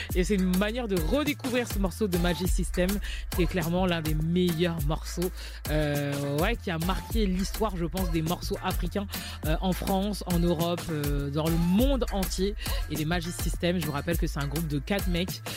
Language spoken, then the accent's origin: French; Côte d’Ivoire; je suis ivoirienne